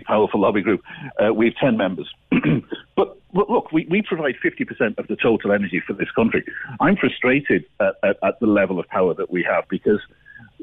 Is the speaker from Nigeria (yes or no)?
no; North Cork, Munster, Ireland; Despite my funny accent, I'm from North Cork